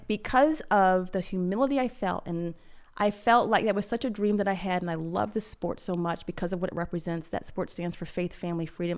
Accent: Michigan, United States; I grew up in Michigan

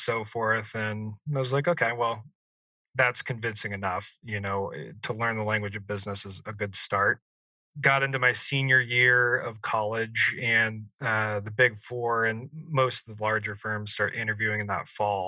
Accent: Salem, Oregon, United States; moved away as an adult; also born or lived in San Diego, California; I grew up in Salem, Oregon

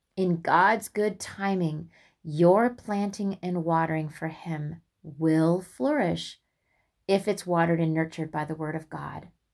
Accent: West Lafayette, Indiana, United States; moved away as an adult; now in Illinois, United States; where I grew up in Indiana, West Lafayette

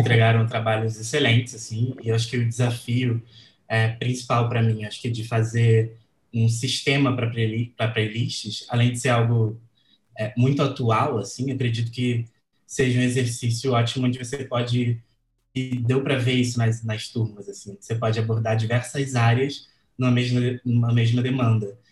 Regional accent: Rio de Janeiro, Brazil; sou aqui do Rio de Janeiro

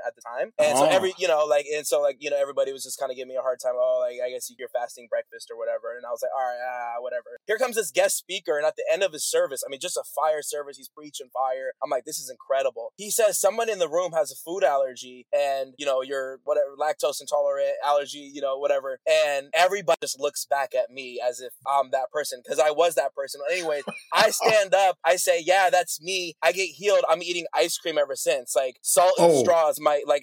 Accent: Bay Area, California, United States; I grew up in the Bay Area

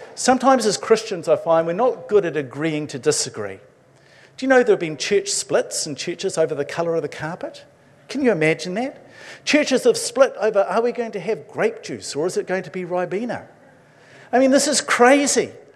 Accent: Levin, Manawatū-Whanganui, New Zealand; moved away; I grew up in the metropolis of Levin.

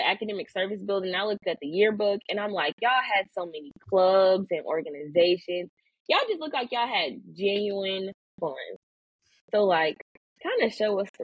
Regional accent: Milwaukee, Wisconsin, United States; moved away as an adult; now in Kentucky, United States; I'm from Milwaukee, Wisconsin.

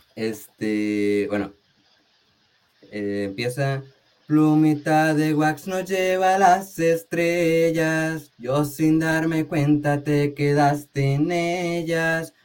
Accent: Tijuana, Baja California, Mexico; also born or lived in Sinaloa; Yo soy de Tijuana, Baja California. Soy nacido aquí, en Tijuana

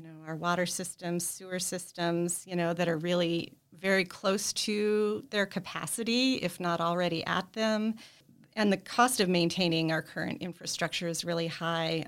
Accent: South Dakota, United States; also born or lived in Arizona; now in Newbury, Vermont, United States; I lived in um, Arizona for a little over 20 years, and I grew up in South Dakota.

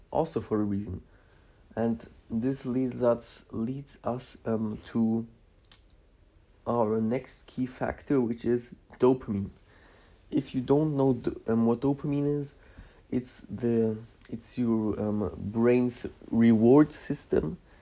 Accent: Szczecin, West Pomeranian Voivodeship, Poland; now in Germany; I was born in Poland, um, near the, um, what's it called? Near the uh, border between um, Poland and Germany

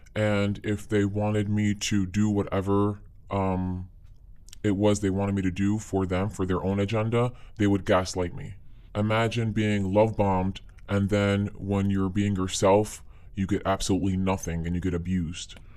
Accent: United States; I was born here in the States

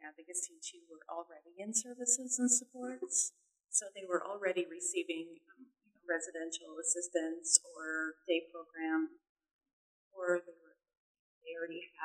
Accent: Minnesota, United States; moved away; I'm originally from Minnesota

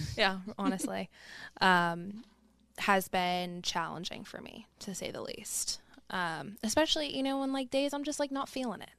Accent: Pittsburgh, Pennsylvania, United States; I grew up in Morningside

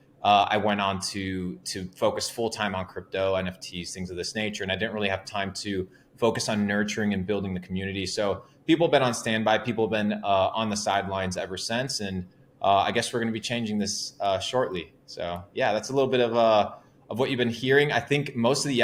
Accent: Argentina; English is a second language; moved away; I come from Argentina, small town, about 19,000 people at the age of 17.

